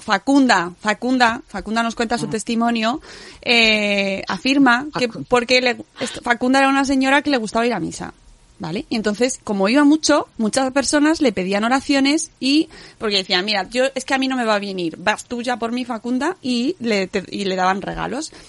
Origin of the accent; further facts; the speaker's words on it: Extremadura, Spain; mi pueblo está en Extremadura